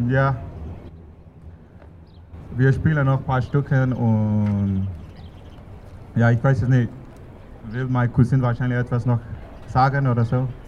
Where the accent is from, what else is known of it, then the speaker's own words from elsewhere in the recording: Yangon, Yangon Region, Myanmar; born there; German is a second language; Ich bin in Yangon geboren.